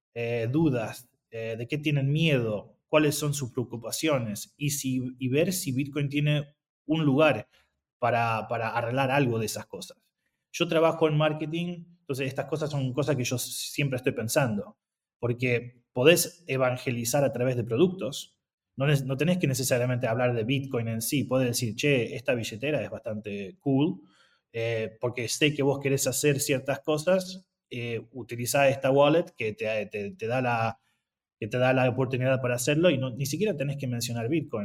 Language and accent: Spanish; Argentina; moved away; yo soy argentino